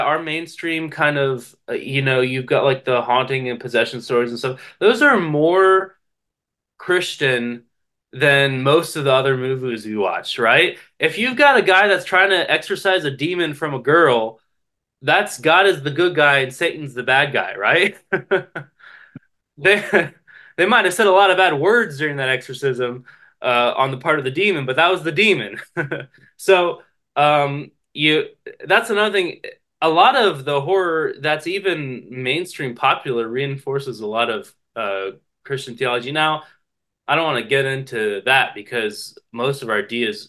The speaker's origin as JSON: {"language": "English", "region": "West Virginia", "country": "United States", "said": "I come from West Virginia"}